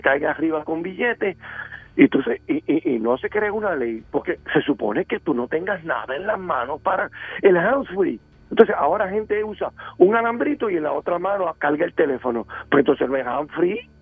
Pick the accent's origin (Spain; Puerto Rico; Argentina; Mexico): Puerto Rico; Bayamón; Yo soy residente de Bayamón y, muy cerca del pueblo de Bayamón